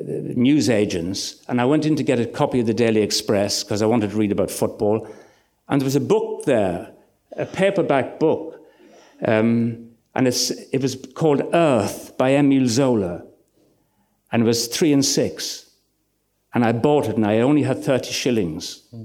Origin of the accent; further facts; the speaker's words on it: Ireland; moved away as an adult; also born or lived in Kingscourt, Ireland / Red Hills, Ireland / Ilford, England; I was 18, from rural Ireland.